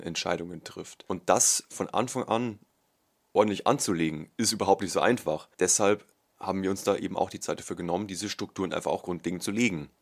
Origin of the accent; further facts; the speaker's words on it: Bavaria, Germany; bei uns in Bayern